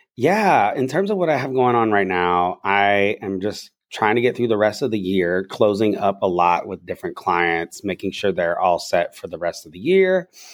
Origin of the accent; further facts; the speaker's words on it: the South, United States; I'm also from the South, so my little nothing, my slang is probably from there